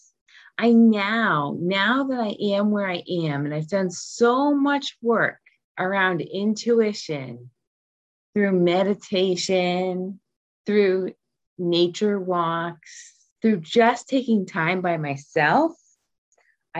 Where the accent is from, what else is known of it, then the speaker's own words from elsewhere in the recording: Rhode Island, United States; moved away as an adult; also born or lived in California / South Korea; When I moved back to my home state of Rhode Island from California